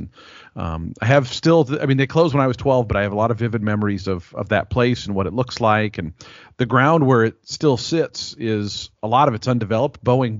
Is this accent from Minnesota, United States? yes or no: no; Renton, Washington, United States; I grew up in Renton, Washington, which was actually the town that Longacres Racetrack was in.